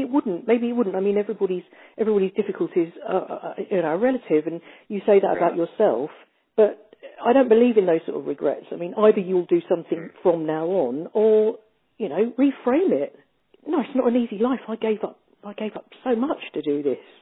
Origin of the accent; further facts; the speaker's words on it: United Kingdom; being British